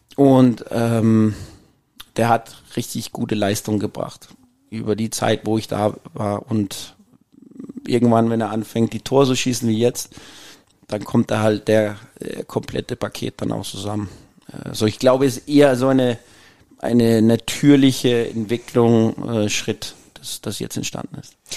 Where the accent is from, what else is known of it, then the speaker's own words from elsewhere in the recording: Copenhagen, Capital Region of Denmark, Denmark; German is a second language; also born or lived in Jutland / Austria; now in Mainz, Germany; ich bin in Kopenhagen aufgewachsen